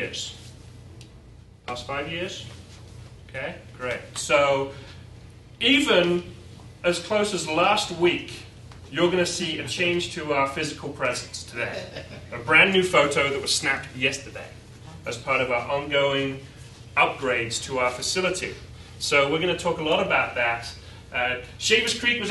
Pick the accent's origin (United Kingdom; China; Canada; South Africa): United Kingdom; England; moved away as an adult; now in United States; I'm English